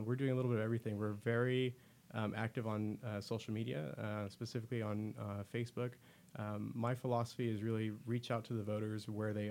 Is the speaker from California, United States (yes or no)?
yes; Turlock, California, United States; I was born and raised in Turlock, I've seen it firsthand, I've seen it grow